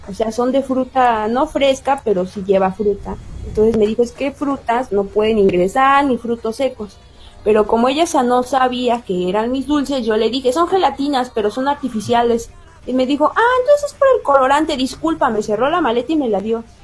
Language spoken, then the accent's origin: Spanish; Mexico; disculpe, que yo soy de México